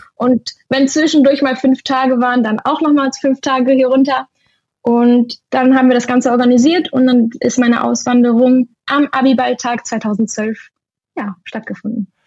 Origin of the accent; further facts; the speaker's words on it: Germany; moved away as an adult; now in Spain; Deutschland ist zwar meine Heimat